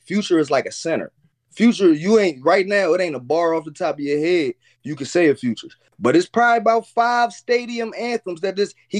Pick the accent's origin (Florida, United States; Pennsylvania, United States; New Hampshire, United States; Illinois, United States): Pennsylvania, United States; Philadelphia; And I'm from Philly.